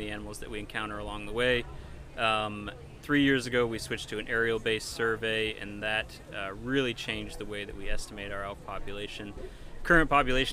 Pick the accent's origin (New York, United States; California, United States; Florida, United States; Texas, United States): New York, United States; Finger Lakes region, Western; moved away as an adult; also born or lived in Michigan / Alberta / Montana; now in Pennsylvania, United States; I am originally from Western New York, not far away, you know, just over the border into New York, Finger Lakes region